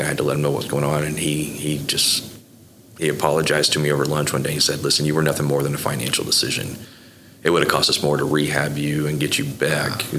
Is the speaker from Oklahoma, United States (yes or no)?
yes; Bethany, Oklahoma, United States; also born or lived in Florida; I, I, really grew up in Bethany uh, through the, the, formative years.